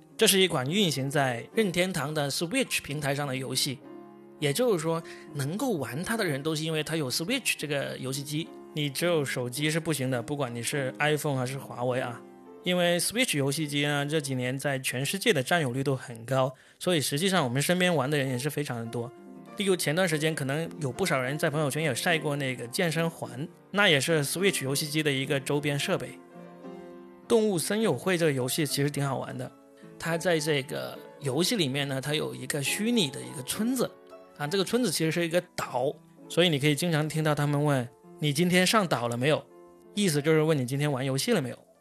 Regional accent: China; 我们中国人不喜欢吃罐头

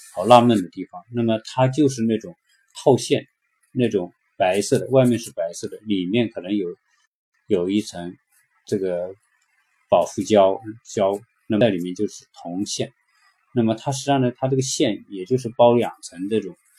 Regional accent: China; now in California, United States; 就是我们中国人说的别墅

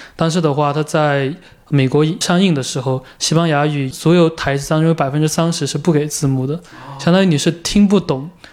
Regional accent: China; 我是一个中国人

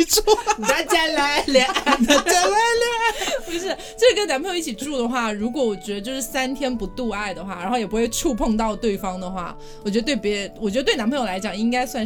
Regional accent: Chongqing, China; moved away; 我老家重庆

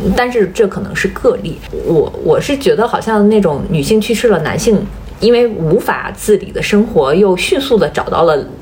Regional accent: China; 我们中国人

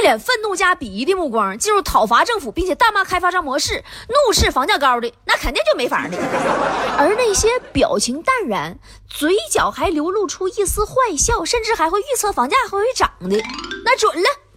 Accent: Tieling, Liaoning, China; 对于我这个铁岭人来说

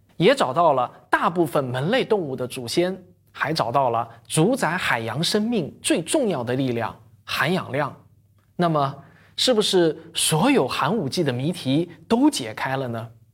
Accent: China; 跟我们中国人没有什么关系

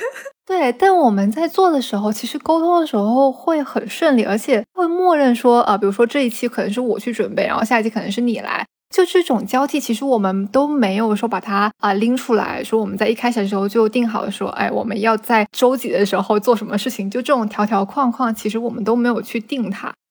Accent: Guangdong, China; 虽然我们广东人嘛，也吃皮蛋瘦肉粥

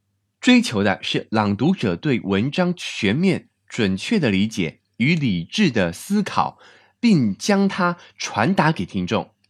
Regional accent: Taiwan; now in China; 而且对我从台湾来到国内发展，也是一次非常难得、非常宝贵的经验。

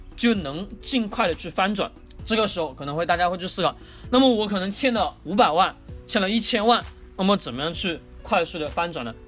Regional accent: China; 我们中国人老是在讲脸上有光

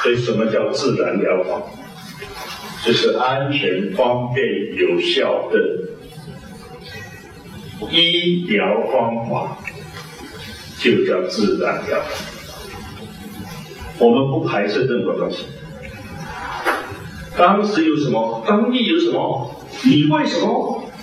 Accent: China; 西方人他是神造的，偏偏我们中国人是人造神。

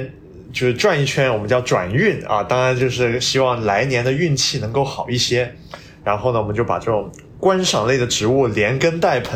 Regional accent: Shenzhen, Guangdong, China; first language Cantonese; Chinese is a second language; now in Beijing, China; 我广东回的深圳啊，其实当然就是我们深圳人呢，就怎么说呢，也不太把自己当广东，对吧？

